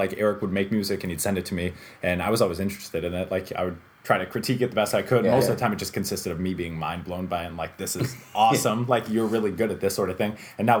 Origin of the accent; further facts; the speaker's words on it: Holland Patent, New York, United States; also born or lived in Syracuse, New York; I grew up in Syracuse for a couple of years. Nice. We moved into Holland Patton, and I started kindergarten there.